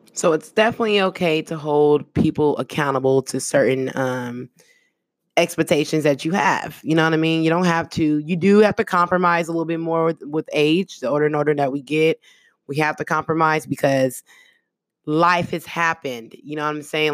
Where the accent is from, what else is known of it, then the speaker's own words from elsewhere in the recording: the Bay Area, California, United States; first language American Sign Language; English is a second language; I got partners that, that I grew up with in the Bay, um, out there in the town